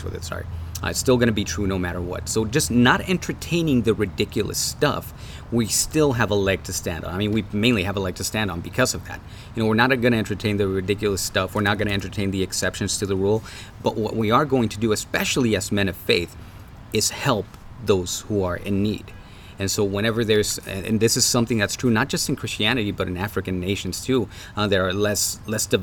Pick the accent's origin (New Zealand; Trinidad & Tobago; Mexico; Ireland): Mexico; now in United States; I grew up in Mexico